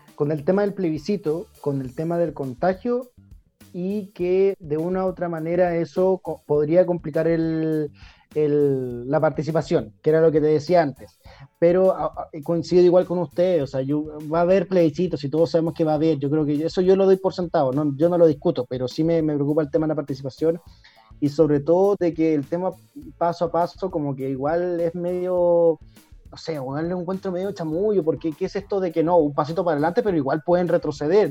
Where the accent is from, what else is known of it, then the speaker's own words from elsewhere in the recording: Temuco, Araucanía, Chile; soy de Temuco